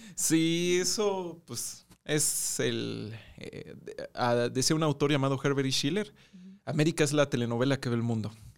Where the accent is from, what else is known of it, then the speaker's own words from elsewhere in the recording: Mexico; nosotros también como mexicanos